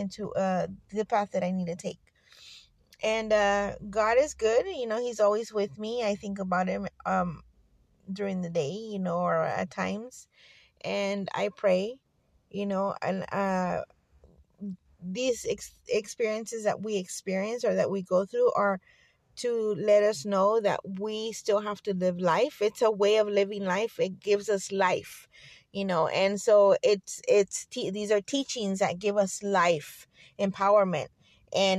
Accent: Fresno, California, United States; I grew up here in Fresno, in the outskirts of Fresno, actually, on the sticks. But I was born here in Fresno

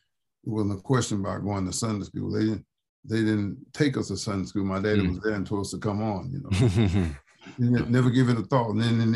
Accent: Slaughter, Mississippi, United States; When I was a child down in Slaughter, Mississippi

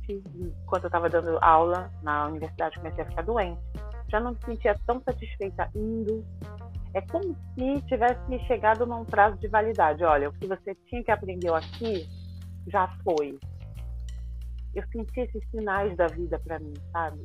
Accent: Rio de Janeiro, Brazil; moved away as an adult; also born or lived in Ireland; now in French Guiana; Eu vim da favela do Rio de Janeiro, do, do centro do Rio lá mesmo

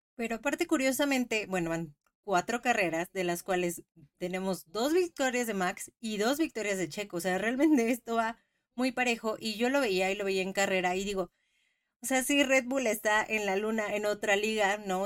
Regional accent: Mexico; Como mexicanos

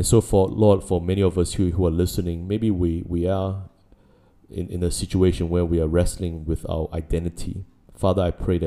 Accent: New Zealand; now in Singapore; I grew up in New Zealand

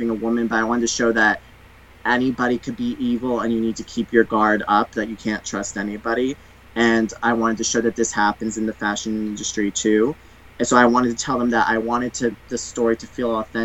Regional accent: United States; I'm American

